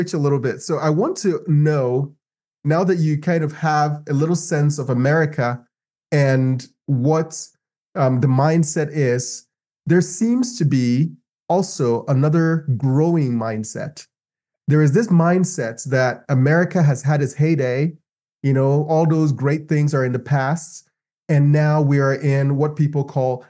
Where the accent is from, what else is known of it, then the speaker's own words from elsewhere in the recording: Ghana; moved away as an adult; also born or lived in Los Angeles; now in United States; I moved from Ghana. Ghana is my homeland